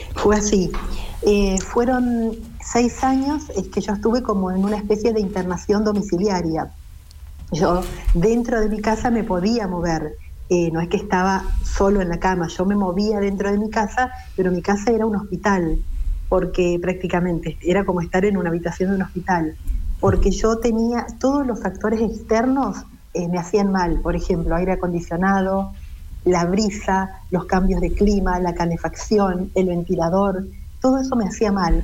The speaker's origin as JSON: {"language": "Spanish", "town": "Monte Caseros", "region": "Corrientes", "country": "Argentina", "also_born_or_lived": "Rosario", "moved": "yes", "lives_now": "Buenos Aires, Argentina", "said": "Yo soy correntina de Montecasero."}